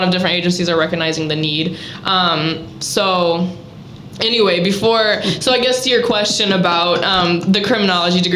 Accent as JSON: {"language": "English", "town": "Fowler", "region": "Indiana", "country": "United States", "tie": "born or raised there", "lives_now": "Valparaiso, United States", "said": "I grew up in Fowler, a little cornfield down by West Lafayette"}